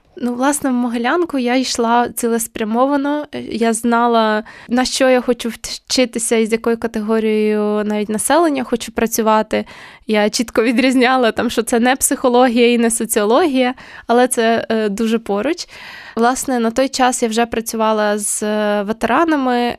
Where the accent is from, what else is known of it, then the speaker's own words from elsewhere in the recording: Ukraine; moved away; в моєму рідному місті